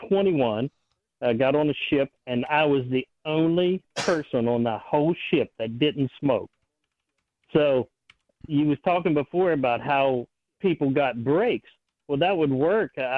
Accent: West Virginia, United States; I grew up in West Virginia, and we grew tobacco

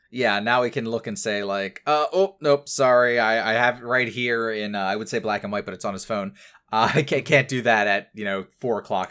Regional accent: New Jersey, United States; I and Ken as well, uh, pretty much spent most of my life growing up in New Jersey

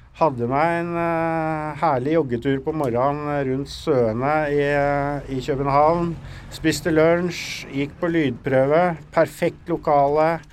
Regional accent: Norway; Vi er jo nordmenn

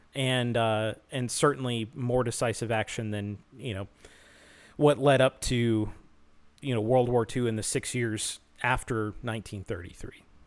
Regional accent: United States; as an American

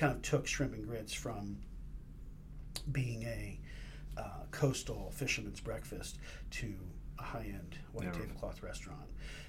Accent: Raleigh, North Carolina, United States; moved away as an adult; also born or lived in Greenville, North Carolina; now in Iowa City, United States; I grew up in Raleigh, North Carolina.

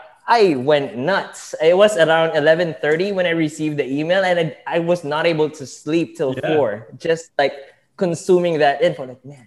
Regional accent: Philippines; moved away as an adult; now in United States; I'm from the Philippines. I landed here in the U.S. because of my internship in hotels

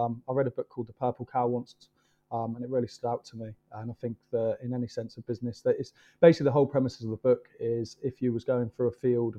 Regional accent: Kent, South East England, United Kingdom; moved away; also born or lived in Bournemouth; I'm originally from Kent

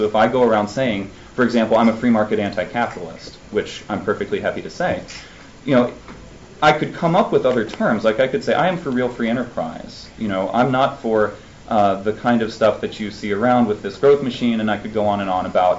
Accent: Alabama, United States; I came from Alabama, so Senator Shelby is one of the Republicans that I've had to deal with in my time.

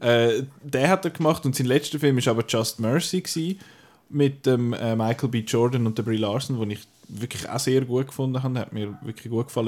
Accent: Switzerland; bei uns in der Schweiz

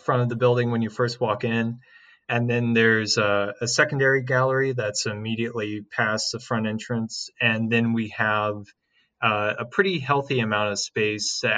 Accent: Franklin County, Missouri, United States; moved away as an adult; now in St. Louis, United States; I was born and raised in Franklin County, which is about 40 minutes west south of here.

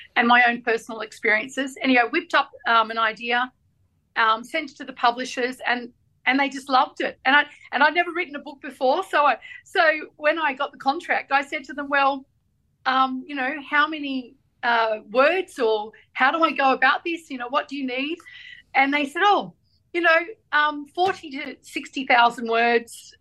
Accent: Australia; we're Australian Lebanese

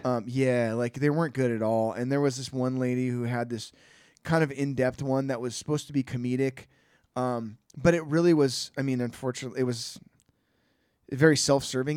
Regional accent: Bay Area, California, United States; I'm from the Bay Area

